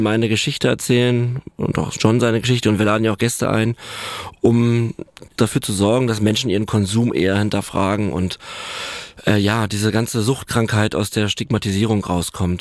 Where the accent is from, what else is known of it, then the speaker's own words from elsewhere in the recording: Berlin, Germany; also born or lived in Neuenhagen; Ich bin Berliner und ähm, habe später ein bisschen im Umland gewohnt, in, in Neuenhagen